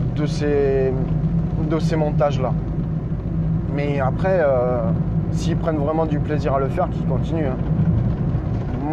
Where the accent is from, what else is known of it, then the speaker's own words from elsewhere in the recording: Normandy, France; also born or lived in Nord; now in Bordeaux area, France; Je suis normand, je suis passé dans, je suis passé dans le nord et j'ai atterri dans le bordelais